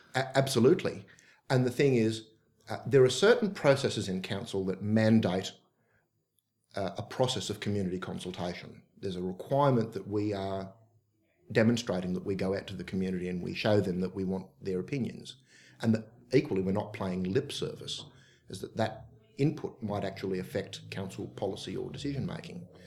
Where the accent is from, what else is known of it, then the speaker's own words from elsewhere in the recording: Oakville, New South Wales, Australia; I'm from the Oakville area